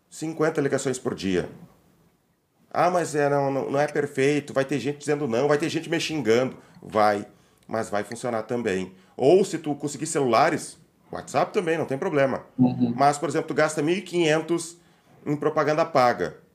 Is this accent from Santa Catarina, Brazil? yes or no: no; Palmas, Tocantins, Brazil; de Palmas, do capital do Estado.